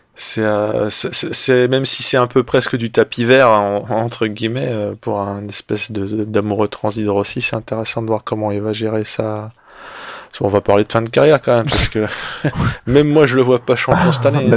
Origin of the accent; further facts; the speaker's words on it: France; nous, en tant que Français